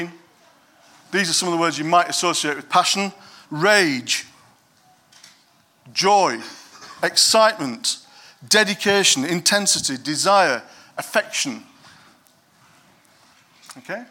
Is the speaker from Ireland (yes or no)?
no; Yorkshire and the Humber, United Kingdom; I'm from Yorkshire